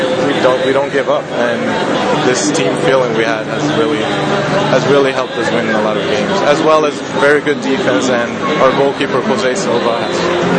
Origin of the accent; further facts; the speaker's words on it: Sweden; moved away as an adult; now in North Andover, United States; I'm from Sweden